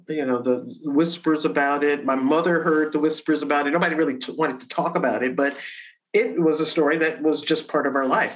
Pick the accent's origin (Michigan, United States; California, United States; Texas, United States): Michigan, United States; Detroit; growing up in Detroit